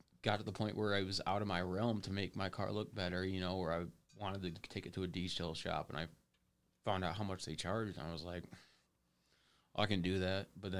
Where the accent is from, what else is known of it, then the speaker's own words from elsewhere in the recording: Monroe, United States; many things can do that around Monroe, which is sad, but I want some more, you know, I want more from my hometown